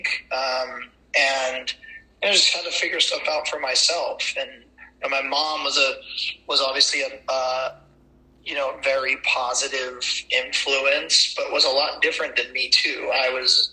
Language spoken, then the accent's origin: English; Ventura, California, United States; Born and raised in Ventura, California